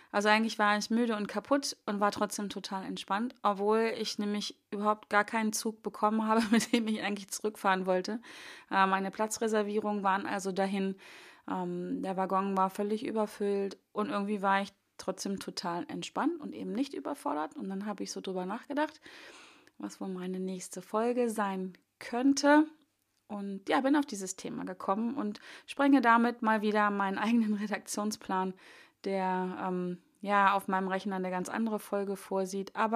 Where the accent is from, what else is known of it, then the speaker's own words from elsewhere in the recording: Hanover, Lower Saxony, Germany; Wobei ich denke, ich komme ja aus Hannover und ähm, die Strecke von Hannover nach Bonn war relativ frei.